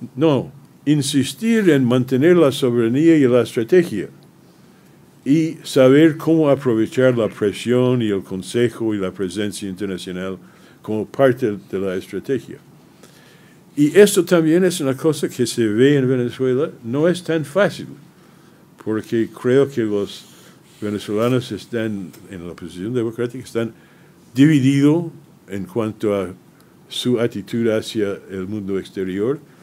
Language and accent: Spanish; United States; mi país